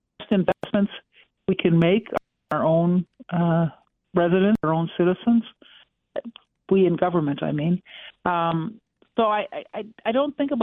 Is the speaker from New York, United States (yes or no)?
no; Minnesota, United States; now in Chicago, United States; from my home state of Minnesota